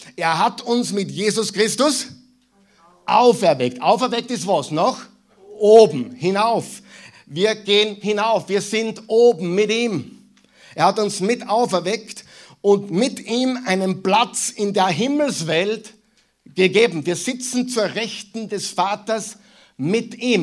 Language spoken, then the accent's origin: German; Mühlviertel, Upper Austria, Austria; moved away; die aus Oberösterreich kommen wie ich, merken den Unterschied zwischen Müllviertel, wo ich herkomme, und hier